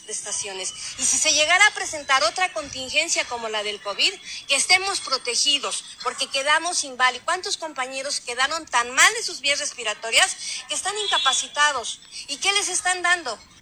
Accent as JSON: {"language": "Spanish", "country": "Mexico"}